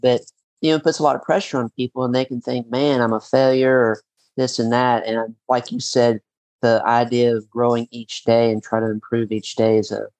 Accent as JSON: {"language": "English", "town": "Paducah", "region": "Kentucky", "country": "United States", "tie": "born or raised there", "said": "growing up in Bowling Green, that's kind of very similar to where I grew up in Paducah. You know, small town, but yet it's kind of a bigger town, but it's not as big as Lexington or Louisville."}